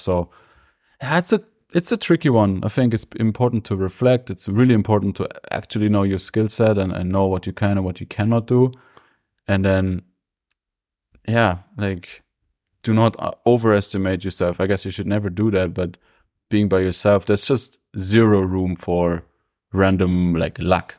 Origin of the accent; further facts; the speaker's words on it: Germany; now in Innsbruck, Austria; Coming up and growing up in Germany